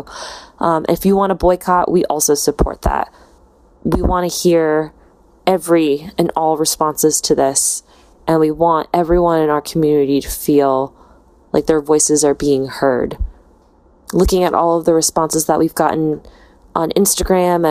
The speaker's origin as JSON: {"language": "English", "country": "United States", "said": "We're American."}